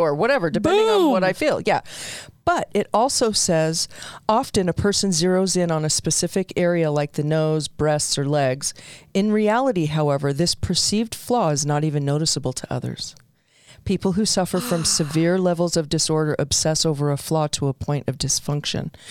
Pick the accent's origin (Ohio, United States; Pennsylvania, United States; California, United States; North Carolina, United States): California, United States; Southern; I did a lot of growing up in Southern California, so we wore shorts to school.